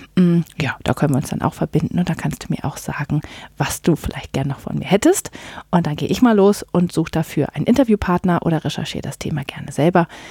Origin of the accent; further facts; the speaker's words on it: Northern Germany, Germany; also born or lived in North Carolina, United States; now in Palatinate, Germany; ich komme ursprünglich aus Norddeutschland und dann sind wir in die Pfalz gezogen